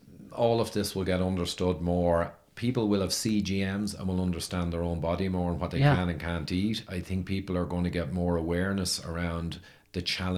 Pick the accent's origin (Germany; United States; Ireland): Ireland; I'm Irish